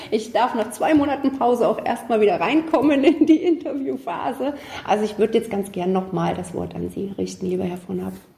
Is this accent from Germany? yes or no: yes; Gera, Thuringia, Germany; wie ich, kein gebürtiger Gera sind